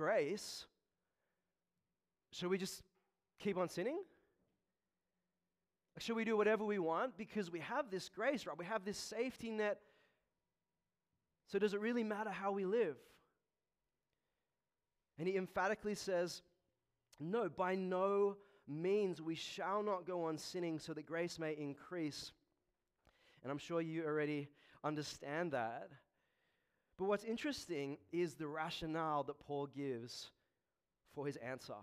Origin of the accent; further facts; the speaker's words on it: Australia; I'm an Australian-born Chinese